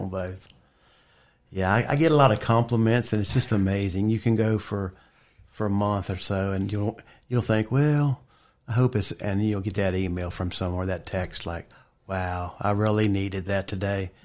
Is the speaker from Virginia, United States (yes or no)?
yes; Bridgewater, Virginia, United States; also born or lived in Linville; I grew up more in the Bridgewater T A area.